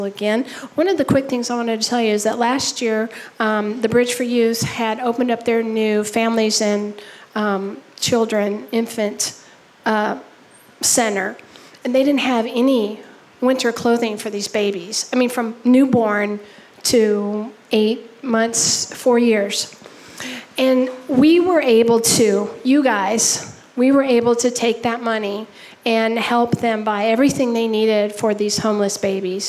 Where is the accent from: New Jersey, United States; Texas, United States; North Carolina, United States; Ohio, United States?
Texas, United States; now in Minnesota, United States; I'm from Texas